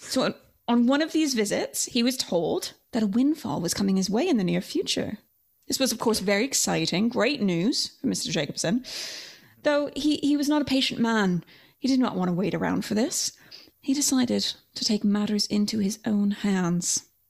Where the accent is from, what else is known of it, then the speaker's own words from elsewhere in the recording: Canada; grew up in Canada.